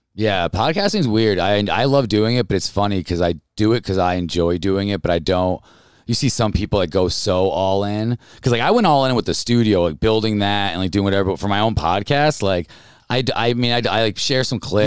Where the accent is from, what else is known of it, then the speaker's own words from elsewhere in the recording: Albany, New York, United States; I grew up in Albany, New York